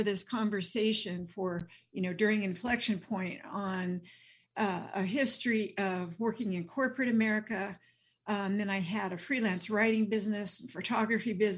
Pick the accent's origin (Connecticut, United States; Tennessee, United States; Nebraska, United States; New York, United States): Nebraska, United States; Western; I grew up in Western Nebraska in a totally white environment